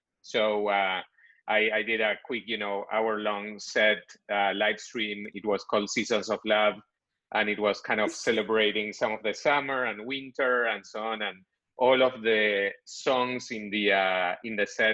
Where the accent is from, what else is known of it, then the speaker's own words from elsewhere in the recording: Buenos Aires, Argentina; moved away as an adult; now in United States; I'm originally from Buenos Aires, Argentina. So I was born there, grew up there